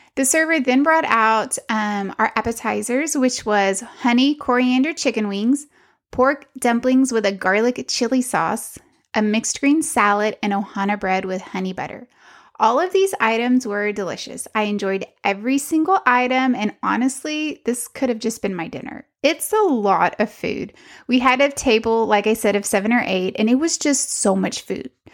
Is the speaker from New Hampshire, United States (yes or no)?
no; Texas, United States; I'm from Texas and barbecue's kind of a thing here